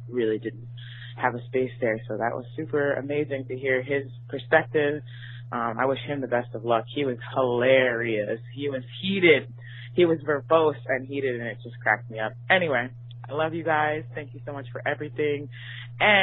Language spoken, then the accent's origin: English; North Carolina, United States; now in Brooklyn, United States; I'm actually from North Carolina, and I grew up singing like opera and classical music